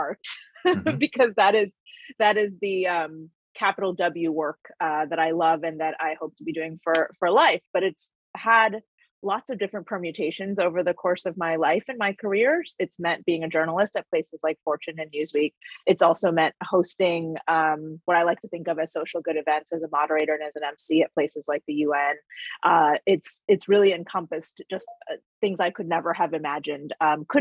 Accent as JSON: {"language": "English", "region": "Connecticut", "country": "United States", "also_born_or_lived": "Bahamas / Brooklyn, New York", "first_language": "English", "moved": "yes", "lives_now": "New York, United States", "said": "I also come from Connecticut, which I claim and is dear to my heart"}